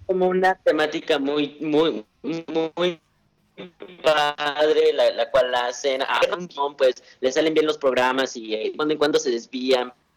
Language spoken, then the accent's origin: Spanish; Mexico City, Mexico; De, también de CDMX